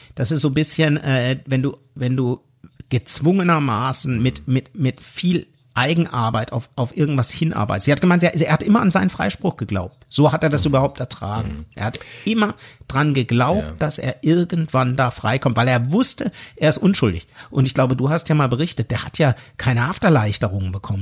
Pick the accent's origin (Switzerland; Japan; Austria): Switzerland; accent: Swiss German; dann bin ich immer mehr ins Schweizerdeutsch oh abgerutscht